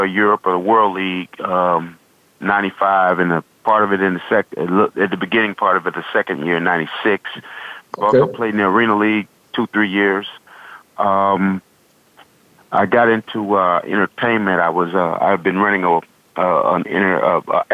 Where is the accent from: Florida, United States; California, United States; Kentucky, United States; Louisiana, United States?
Florida, United States; Fort Myers; I'm originally from Fort Myers, Florida.